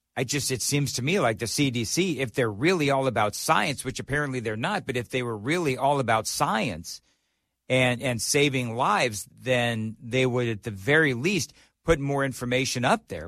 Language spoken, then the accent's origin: English; California, United States; moved away as an adult; now in Nashville, United States; I'm from California. I fled California